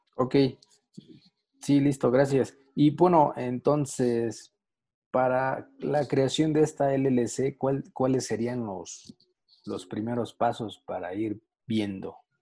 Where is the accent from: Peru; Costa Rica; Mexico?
Mexico; acá en México nosotros pagamos impuestos